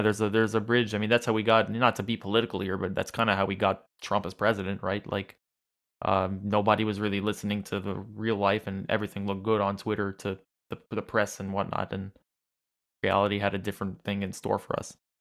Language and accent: English; New York, United States; I'm from New York